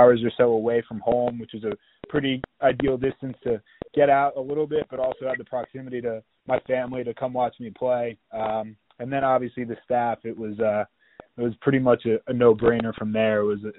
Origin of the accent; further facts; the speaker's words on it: Mountain Lakes, New Jersey, United States; Yeah, growing up in Mountain Lakes, lacrosse was huge in the community.